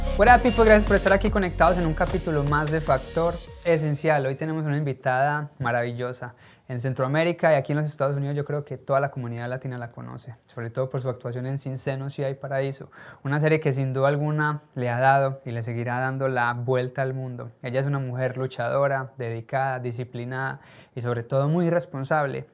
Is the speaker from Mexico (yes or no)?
no; Colombia; como colombianos